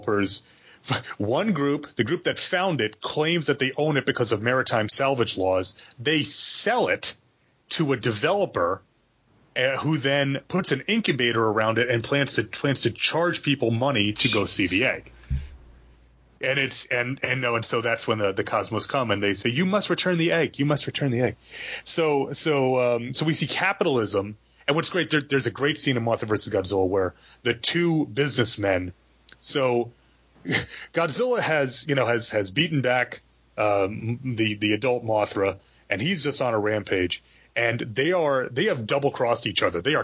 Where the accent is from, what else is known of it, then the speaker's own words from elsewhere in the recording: United States; we're both American